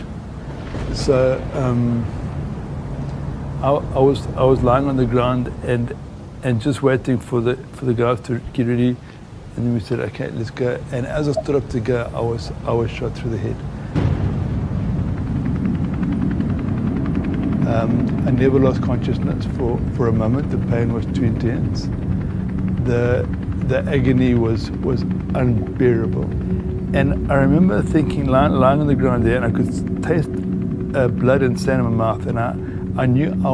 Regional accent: Zambia; moved away as an adult; also born or lived in England; now in South Africa; I grew up in Zambia, Northern Rhodesia at the time, privileged upbringing.

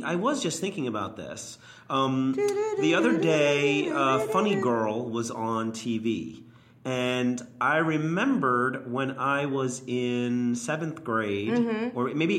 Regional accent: New York City, New York, United States; growing up in Queens, I mean, I lived on 61st Street off of Fresh Pond Road, Myrtle Avenue area.

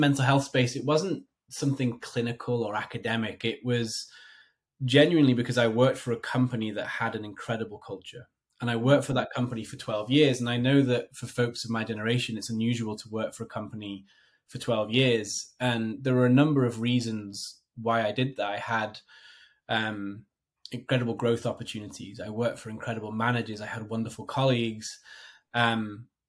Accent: United Kingdom; moved away as an adult; also born or lived in London / Hong Kong; now in New Jersey, United States; So I am a Brit living in America. So I live in northern New Jersey

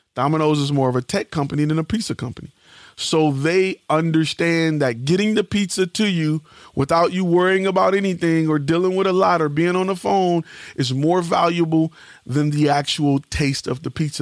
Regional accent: Detroit, Michigan, United States; I'm from Detroit

